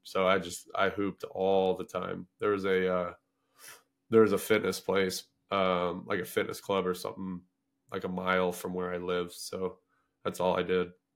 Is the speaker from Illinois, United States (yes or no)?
yes; Paxton, Illinois, United States; moved away as an adult; also born or lived in Skokie, Illinois; my hometown of Paxton